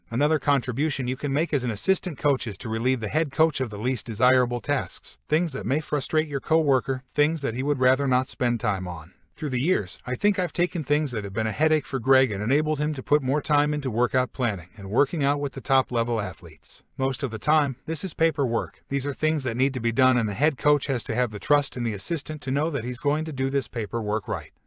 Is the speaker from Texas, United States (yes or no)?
no; California, United States; now in Jacksonville, United States; I grew up in California